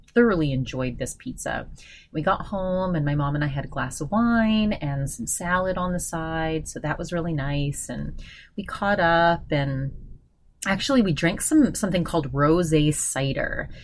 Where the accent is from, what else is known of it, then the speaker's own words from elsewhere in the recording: Augusta, Maine, United States; in Augusta, where I'm from